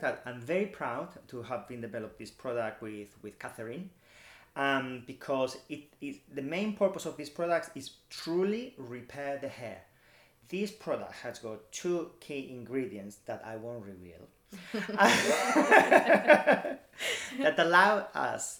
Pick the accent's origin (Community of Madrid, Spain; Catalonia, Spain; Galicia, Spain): Community of Madrid, Spain; Madrid; now in United Kingdom; I'm from Madrid